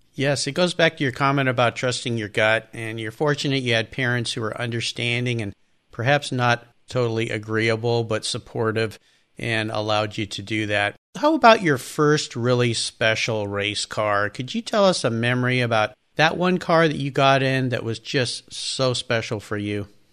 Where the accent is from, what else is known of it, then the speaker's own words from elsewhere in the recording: Southern California, United States; I grew up in Southern California like you did